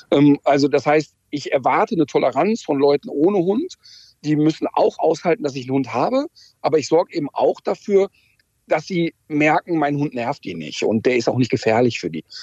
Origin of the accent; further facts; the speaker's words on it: North Rhine-Westphalia, Germany; komme aus dem Ruhrpott, der Ruhrpottler ist anders als der Berliner.